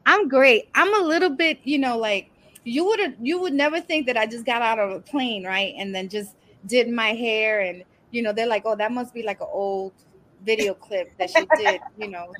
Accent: New York City, New York, United States; born or raised there; also born or lived in Brooklyn

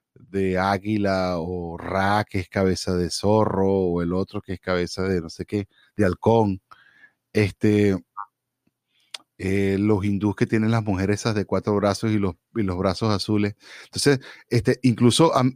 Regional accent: Venezuela; moved away as an adult; now in United States; cuando yo me fui de Venezuela

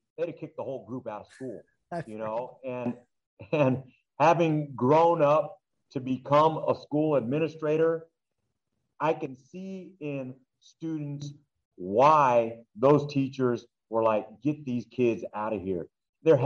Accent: Duarte, California, United States; growing up in Duarte

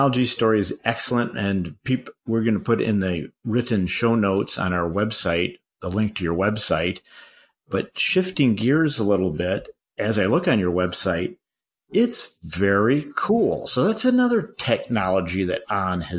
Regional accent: Boulder, Colorado, United States; my hometown of Boulder, Colorado

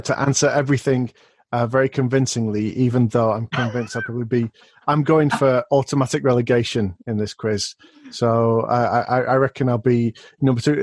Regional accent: Rochdale, North West England, United Kingdom; my hometown today, which is Rochdale

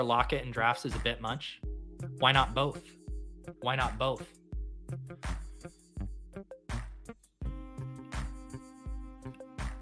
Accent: Colorado, United States; moved away as an adult; also born or lived in San Diego / East Coast; growing up in Colorado, like Red Lobster as a kid is what I thought of as seafood

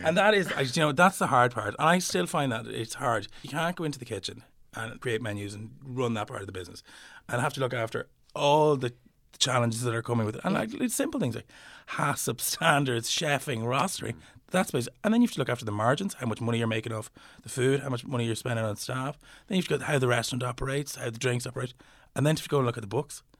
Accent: Slane, Leinster, Ireland; I'm from Slane. we're surrounded by fields

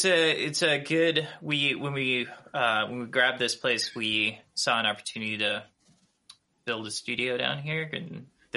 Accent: Minnesota, United States; accent: Minnesota; also born or lived in Brooklyn, New York; people in Brooklyn would point out when my Minnesota accent came out. But what's funny is, having been back in Minnesota now

